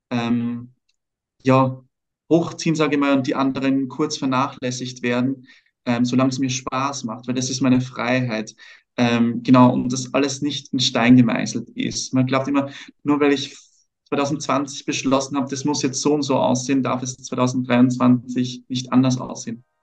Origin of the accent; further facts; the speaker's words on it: Vienna, Austria; Aus Wien.